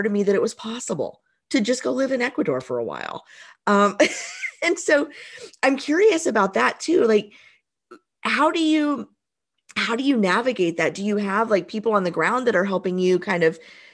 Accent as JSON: {"language": "English", "region": "Southern Indiana", "country": "United States", "tie": "born or raised there", "also_born_or_lived": "Tennessee", "said": "I grew up in Southern Indiana. I've lived in Indiana almost my whole life"}